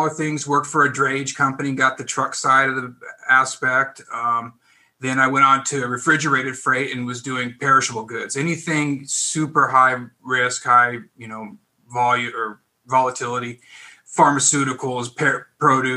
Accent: Pacific Northwest, United States; moved away as an adult; now in California, United States; I'm originally from the Northwest, Pacific Northwest

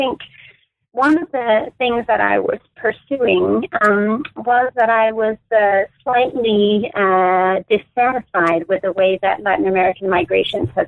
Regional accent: Denmark; moved away as an adult; now in United States; I grew up in Denmark, where I also did my undergraduate and MA work at the University of Copenhagen

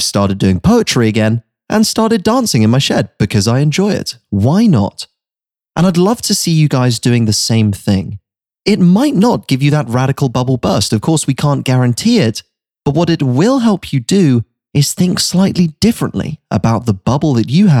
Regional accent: United Kingdom; moved away as an adult; also born or lived in New York City; I'd been living in a bubble growing up in the United Kingdom my whole life

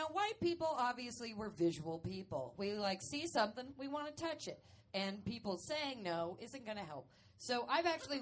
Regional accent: Atlanta, Georgia, United States; I grew up in Atlanta.

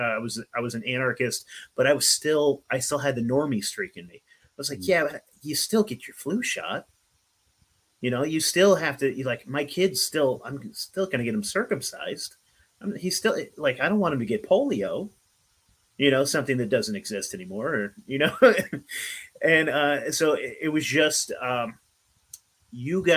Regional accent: Oregon, United States; I'm from the Pacific Northwest up here in Oregon

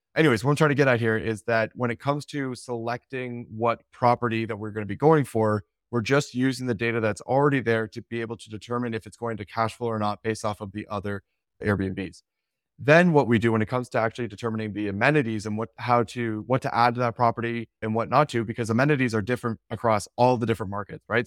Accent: Canada; I'm Canadian

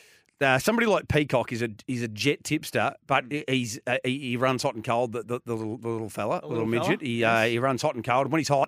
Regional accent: Detroit, Michigan, United States; Favourite pack of jokers has never been to my hometown, Detroit.

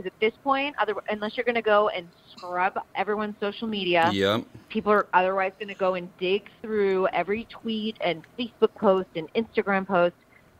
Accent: Massachusetts, United States; That's not my home state. That's my current home state. My home state is Massachusetts.

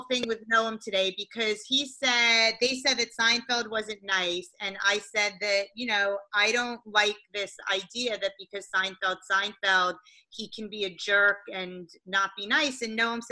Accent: New York, United States; I'm a lifelong New Yorker too

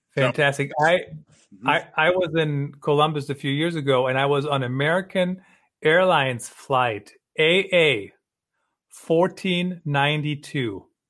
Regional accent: Germany; moved away; I grew up in Germany

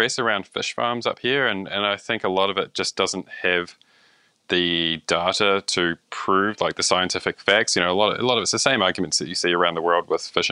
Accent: New Zealand; now in Canada

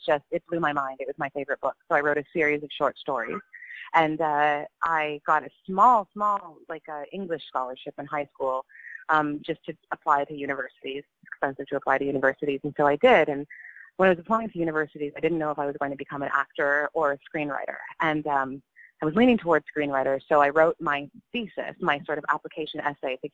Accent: Canada; I'm Canadian

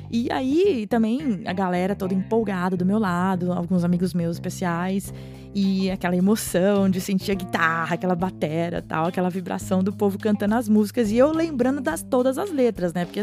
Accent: Brazil; eu sou brasileira e eu me senti agora, né? As raízes despertaram aqui.

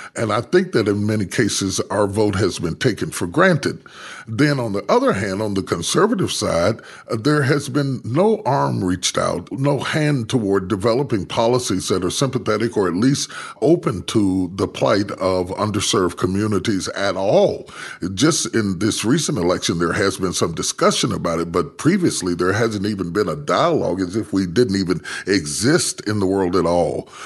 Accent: West Virginia, United States; moved away; I was raised in West Virginia

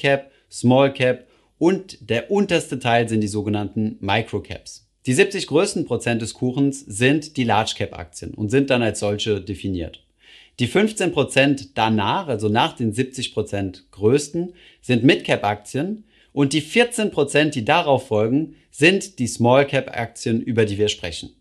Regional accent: Germany; bei uns in Deutschland

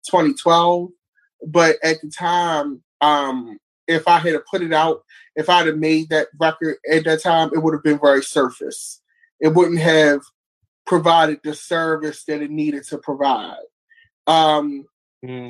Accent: Baltimore, Maryland, United States; growing up in Baltimore

